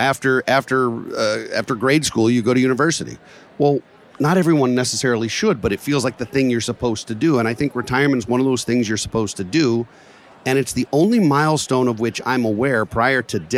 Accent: Baltimore, Maryland, United States; Johns Hopkins in Baltimore, my hometown

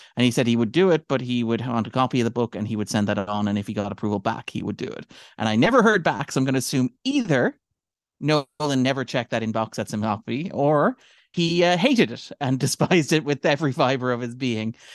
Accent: Ireland; we are Irish people

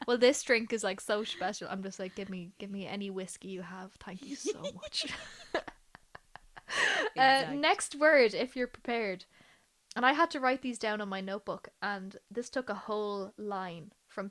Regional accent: Ireland; It's a big part of my diet as an Irish person.

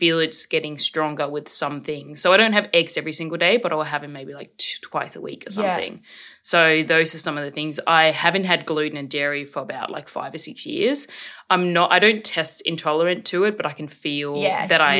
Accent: Korsør, Zealand, Denmark; now in Australia; I grew up in Denmark

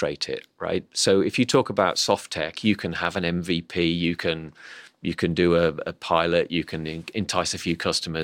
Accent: Midlands, United Kingdom; moved away as an adult; now in Cambridge, United Kingdom; I'm originally from the Midlands

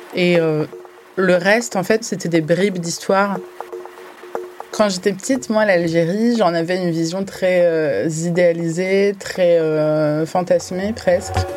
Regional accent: France; en France, en tant que franco-algérienne

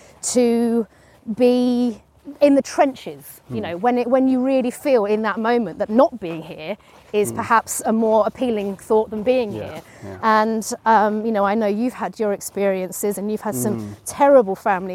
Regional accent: East Hertfordshire, East of England, United Kingdom; also born or lived in London; They all kind of move up the A10 and move into Hertfordshire

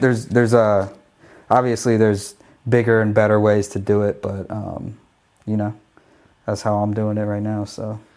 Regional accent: Phoenix, Arizona, United States; I used to D J every day on the radio in my hometown of Phoenix, Arizona

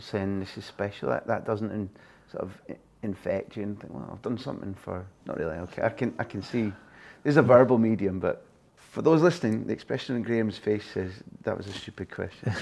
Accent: Scotland, United Kingdom

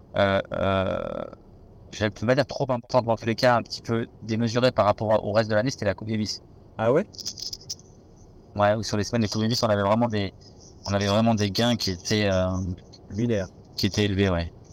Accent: Nevers, Bourgogne-Franche-Comté, France; moi je suis de Nevers

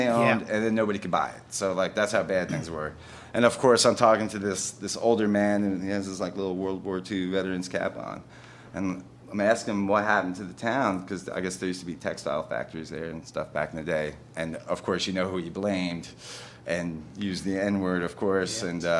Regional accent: New Jersey, United States; now in Austin, United States; And I live in Austin, Texas these days. I'm from New Jersey originally.

